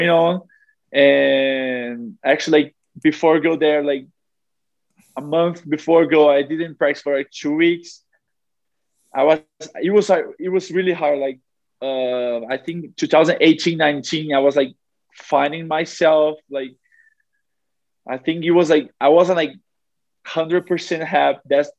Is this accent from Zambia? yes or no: no; Brazil; also born or lived in South Carolina, United States; being like next to my family and in my home country